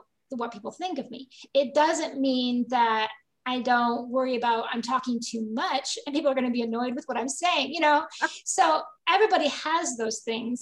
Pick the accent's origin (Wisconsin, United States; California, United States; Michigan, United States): Michigan, United States; I grew up in Michigan